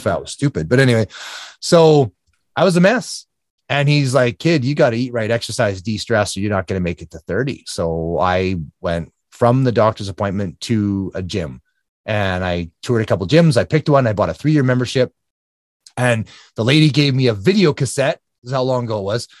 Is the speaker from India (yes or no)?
no; Alberta, Canada; it's in Canada. So, um, Alberta, Canada, just north of Calgary